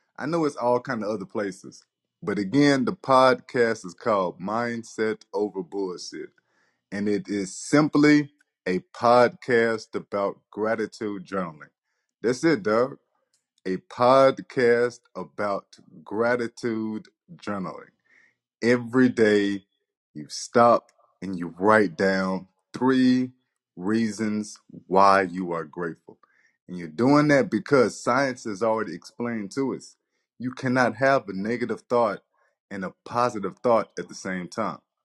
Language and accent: English; Nacogdoches, Texas, United States; also born or lived in Earle, Arkansas / Rusk, Texas; I'm in fourth grade, and I have just moved from a small town to Nacogdoches, Texas. I'm coming from Earl, Arkansas, to Rusk, Texas